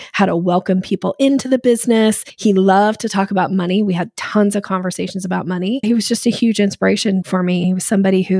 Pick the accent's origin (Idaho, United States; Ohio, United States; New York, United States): Idaho, United States; Boise; moved away; also born or lived in Washington State; I grew up in Boise, Idaho, and then I moved to Washington State